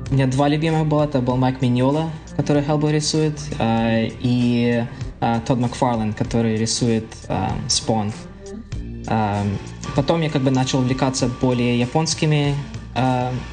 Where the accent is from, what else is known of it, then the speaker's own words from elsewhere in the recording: Kharkiv, Kharkiv Oblast, Ukraine; born there; ну родился вообще в Харькове, а, но большинство семьи из, а, из Коломны